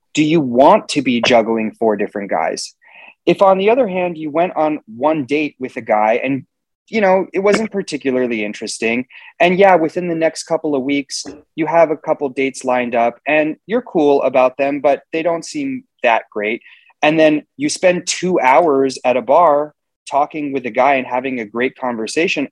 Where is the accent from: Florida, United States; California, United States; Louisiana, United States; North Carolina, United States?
California, United States; Los Angeles; was born and raised in Los Angeles, California, and I live here today